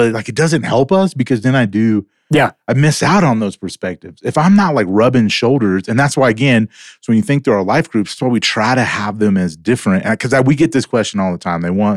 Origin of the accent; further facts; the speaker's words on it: the South, United States; moved away; also born or lived in Louisiana; I'm from the South.